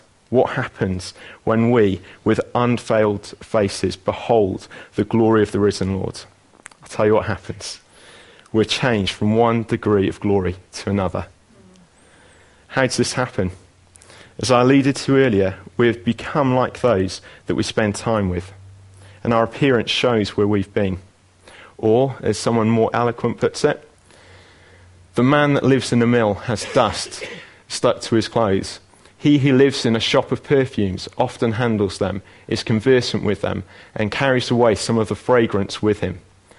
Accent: Abergavenny, Wales, United Kingdom; moved away as an adult; also born or lived in Coventry; So although I was brought up in Abergavenny and lived there for 18 years, I then went to Coventry and lived in the Midlands.

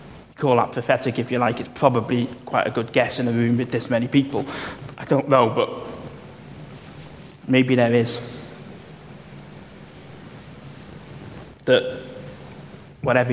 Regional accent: United Kingdom; I'm a British

